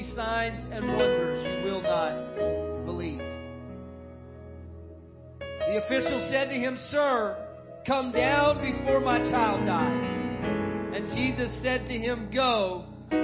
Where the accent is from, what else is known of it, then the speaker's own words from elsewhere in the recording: San Antonio, Texas, United States; now in Monroe, United States; my hometown is San Antonio, Texas